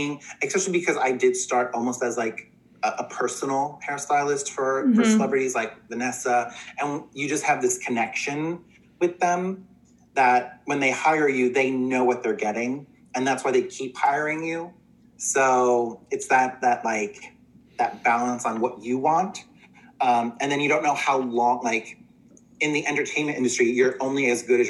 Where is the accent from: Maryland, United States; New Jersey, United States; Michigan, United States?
New Jersey, United States; Little gay boy growing up in Central Jersey